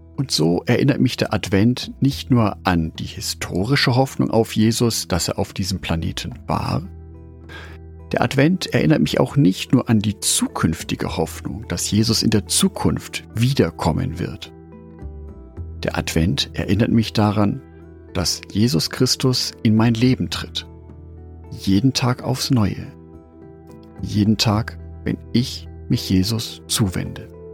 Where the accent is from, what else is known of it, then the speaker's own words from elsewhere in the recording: Nuremberg, Bavaria, Germany; in meiner Heimatstadt und Lebensmittelpunkt Nürnberg